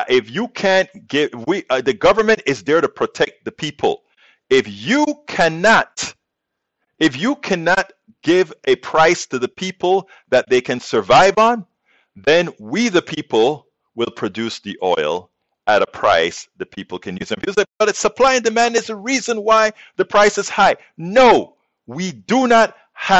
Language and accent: English; United States; we as American citizens